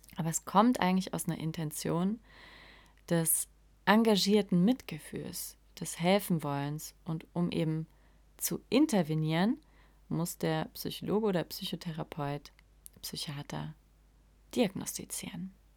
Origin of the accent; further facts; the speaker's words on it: Saarland, Germany; accent: Saarland (CH pronounced as SCH); Ich komme aus dem Saarland und wir können das CH einfach nicht aussprechen. es klingt alles wie SCH.